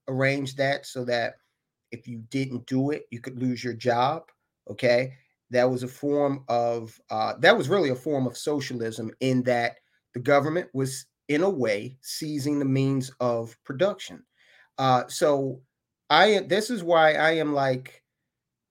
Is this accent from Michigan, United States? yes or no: no; Baltimore, Maryland, United States; I grew up in West Baltimore in a row house